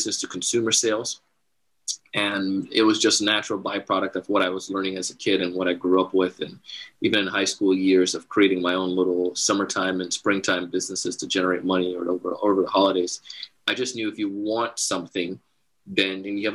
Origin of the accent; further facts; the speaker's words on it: Jamaica; I grew up in Jamaica and part of the Commonwealth